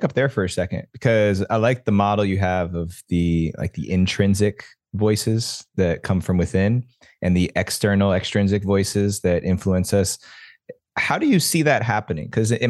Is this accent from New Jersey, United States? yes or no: yes; New Jersey, United States; culturally where I grew up in New Jersey, playing baseball, being an athlete